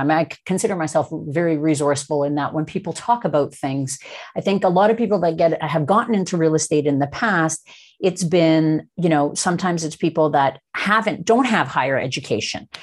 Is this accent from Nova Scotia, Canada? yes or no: no; Toronto, Ontario, Canada; now in British Columbia, Canada; I'm actually a Toronto, uh, born and raised.